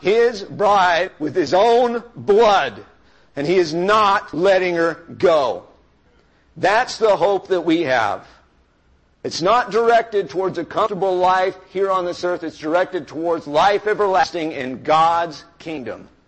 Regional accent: United States; I am an American. I'm a rich American man

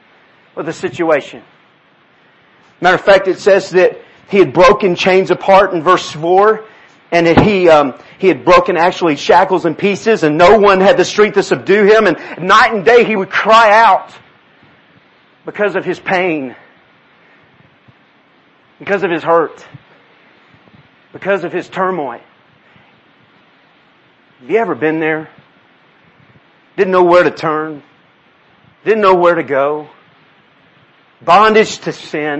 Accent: Texas, United States; Yes, I'm from Texas. My family's from South Louisiana. We're Cajun.

